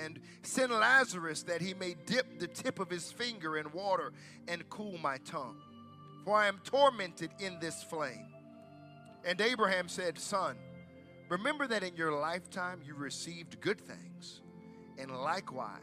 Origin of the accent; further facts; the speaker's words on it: United States; moved away; I'm from the States